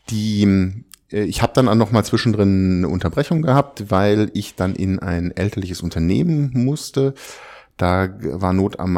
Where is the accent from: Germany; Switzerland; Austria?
Germany; Freiburg, Baden-Württemberg; Ich komme aus Süddeutschland, ich bin in Freiburg geboren, da unten in der Ecke dann